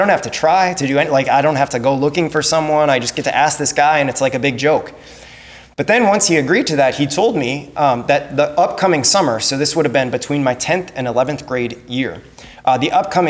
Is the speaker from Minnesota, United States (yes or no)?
yes; Crookston, Minnesota, United States; I grew up in Crookston, and I grew up in a family that didn't go to Mass on Sundays.